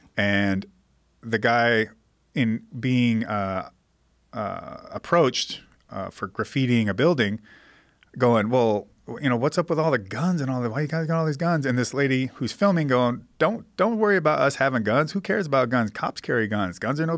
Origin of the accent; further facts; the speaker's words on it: Seattle, Washington, United States; Hitting so close to home, Joe. I'm from Ballard, yeah.